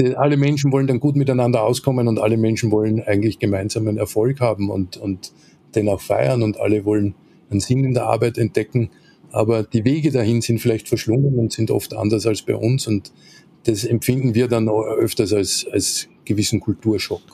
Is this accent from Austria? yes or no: yes; Linz, Upper Austria, Austria; moved away as an adult; also born or lived in Salzburg / Vienna; bin ich Österreicher, äh, vor gut 50 Jahren in Linz an der Donau geboren, äh, bin dort auch zur Schule gegangen